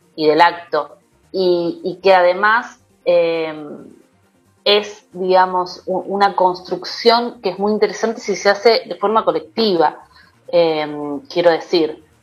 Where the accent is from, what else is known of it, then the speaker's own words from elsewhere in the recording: Rosario, Santa Fe, Argentina; yo soy de Rosario, de una ciudad de la provincia de Santa Fe